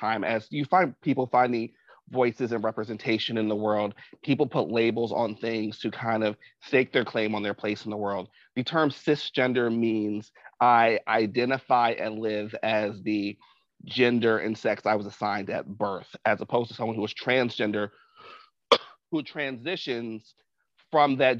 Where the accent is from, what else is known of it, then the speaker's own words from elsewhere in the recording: New Jersey, United States; also born or lived in Washington Heights, Manhattan, New York; now in New York, United States; I'm originally from New Jersey. I currently live in Washington Heights in Manhattan.